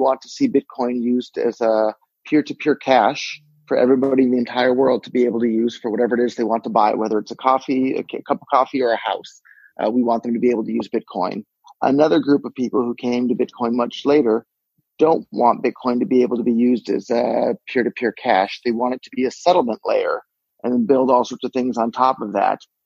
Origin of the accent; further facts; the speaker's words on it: Silicon Valley, California, United States; I was born and raised in Silicon Valley